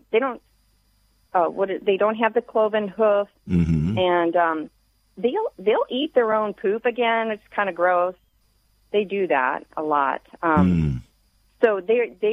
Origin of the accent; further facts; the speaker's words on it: the South, United States; I grew up in the South